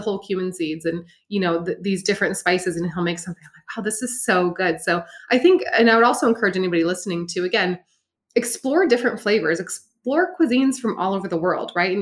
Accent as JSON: {"language": "English", "region": "Montana", "country": "United States", "said": "I'm from Montana"}